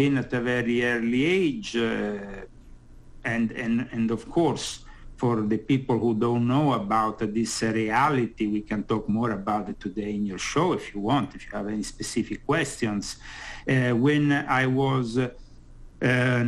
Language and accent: English; Rome, Lazio, Italy; moved away as an adult; now in United States; I've been born and brought up in the Catholic world in Rome.